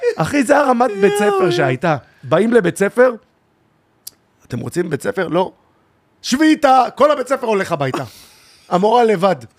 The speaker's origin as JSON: {"language": "Hebrew", "town": "Tel Aviv-Yafo", "region": "Tel Aviv District", "country": "Israel", "tie": "born or raised there", "said": "אני מיפו. גדלתי בית ספר מעורב ביפו"}